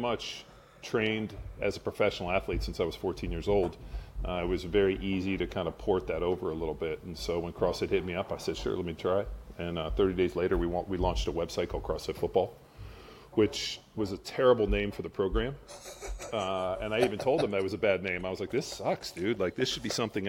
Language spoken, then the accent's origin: English; Southern California, United States; moved away as an adult; now in Austin, United States; Grew up in Southern California